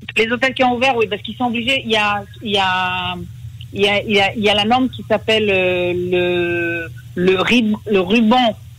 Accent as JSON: {"language": "French", "country": "France", "moved": "yes", "lives_now": "Israel", "said": "en tant que Française"}